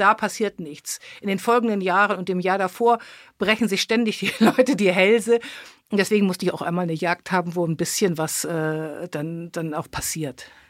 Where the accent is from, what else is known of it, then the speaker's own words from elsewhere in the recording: Hamburg, Germany; now in Brandenburg, Germany; Ich bin Hamburgerin in Brandenburg mit Heimweh